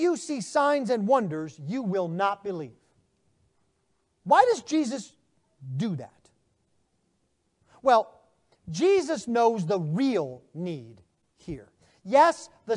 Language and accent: English; United States; being American